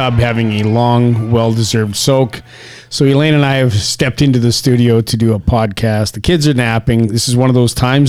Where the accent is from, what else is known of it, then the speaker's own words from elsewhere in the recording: Saskatchewan, Canada; also born or lived in Los Angeles; now in Las Vegas, United States; you and I grew up in Canada, in Saskatchewan. I was born in a town that was literally an hour's drive from the town you were born in.